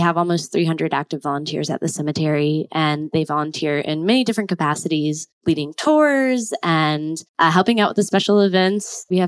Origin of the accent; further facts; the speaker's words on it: Tallahassee, Florida, United States; I'm from Tallahassee, Florida, and my background is in art history